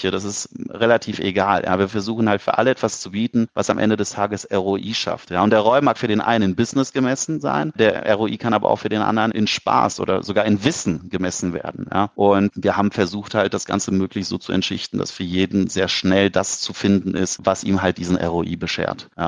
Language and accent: German; Cologne, North Rhine-Westphalia, Germany; Und wir als Kölner sind ja grundsätzlich so ein bisschen bekannt für Gastfreundschaft